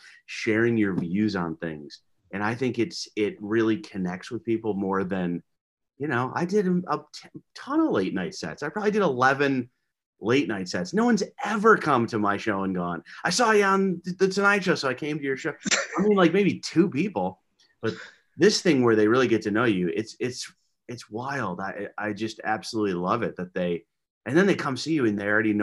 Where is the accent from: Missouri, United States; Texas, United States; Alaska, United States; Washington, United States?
Alaska, United States; I'm from Alaska.